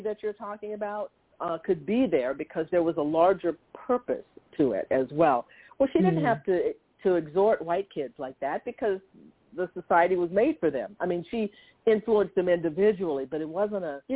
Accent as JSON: {"language": "English", "town": "Conroe", "region": "Texas", "country": "United States", "tie": "born or raised there", "also_born_or_lived": "Livingston, Texas", "said": "I was born in Livingston, Texas myself, and then moved to Conroe as an infant"}